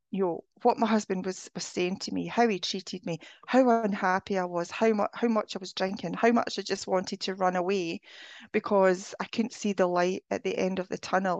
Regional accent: Scotland, United Kingdom; moved away; I'm originally from Scotland

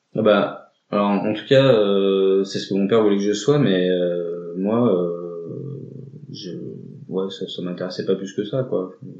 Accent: Drôme valley, Auvergne-Rhône-Alpes, France; moved away as an adult; also born or lived in Valence; now in Grenoble, France; moi j'ai grandi à la campagne, euh, donc euh, dans la vallée de la Drôme, un petit village qui s'appelle Heure

